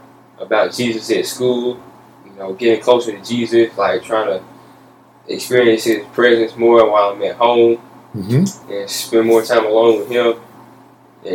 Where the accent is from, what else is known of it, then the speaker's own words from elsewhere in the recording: South Carolina, United States; I was born in South Carolina. I'm 14 years old. I live in Promised Land, and I go to Westview Middle School, and I run track for Emerald High.